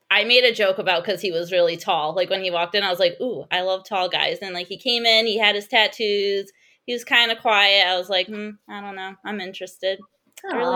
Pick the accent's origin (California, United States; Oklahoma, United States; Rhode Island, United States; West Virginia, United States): Rhode Island, United States; born or raised there